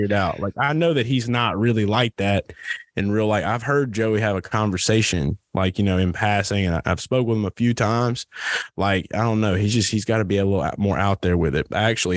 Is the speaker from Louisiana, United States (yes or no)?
yes; New Orleans, Louisiana, United States; I was raised in New Orleans, like low key ghetto.